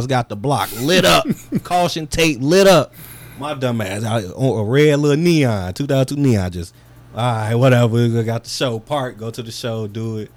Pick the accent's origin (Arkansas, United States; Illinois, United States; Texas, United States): Illinois, United States; Calumet City; I'm from Cal City